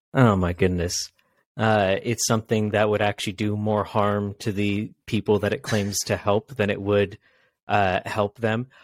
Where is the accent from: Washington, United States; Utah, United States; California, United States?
Washington, United States; I'm from Washington State